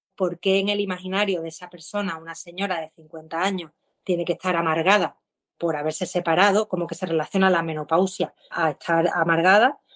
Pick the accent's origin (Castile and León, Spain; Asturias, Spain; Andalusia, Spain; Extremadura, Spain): Andalusia, Spain; accent: Andalusian; hablamos en andaluz